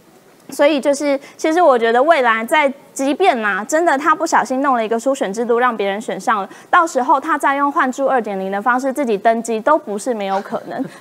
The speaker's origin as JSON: {"language": "Chinese", "region": "Kaohsiung", "country": "Taiwan", "said": "作为一个高雄人"}